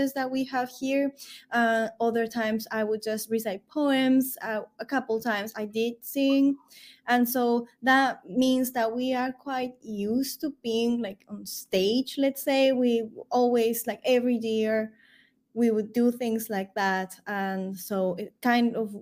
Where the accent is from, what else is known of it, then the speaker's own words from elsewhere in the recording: Peru; I am from Peru at origin, and we love having music everywhere